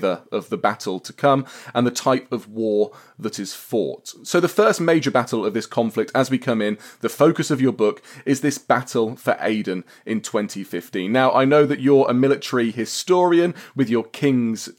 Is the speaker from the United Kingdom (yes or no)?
yes; Peterborough, East of England, United Kingdom; I'm from Peterborough